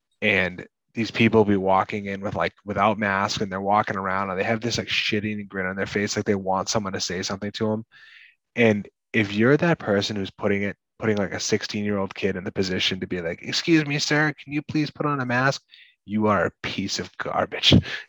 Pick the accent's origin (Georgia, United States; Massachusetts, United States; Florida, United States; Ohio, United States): Massachusetts, United States; we're from Massachusetts